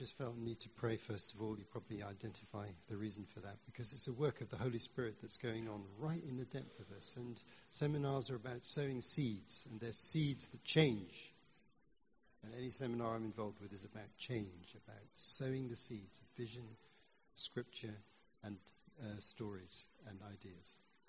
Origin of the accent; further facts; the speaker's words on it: Pakistan; moved away; I know, like Toppy, what it feels like to live in a country which is not your own. I grew up in Pakistan.